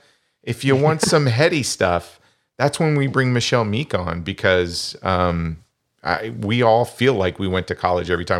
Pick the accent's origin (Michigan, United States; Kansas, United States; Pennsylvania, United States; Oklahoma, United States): Kansas, United States; accent: Kansas corn fed; I was born and raised in Kansas.